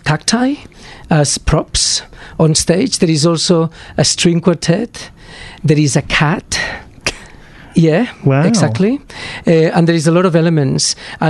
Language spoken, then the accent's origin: English; Barcelona, Catalonia, Spain; now in Australia; I was born in Barcelona, actually.